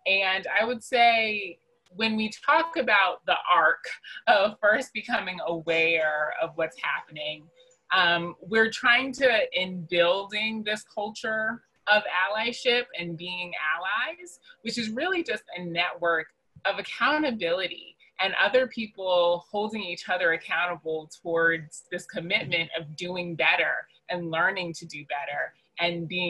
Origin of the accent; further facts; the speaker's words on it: New York City, New York, United States; moved away as an adult; now in Atlanta, United States; I am originally from Queens, New York, and have been living in Atlanta for the last 8 years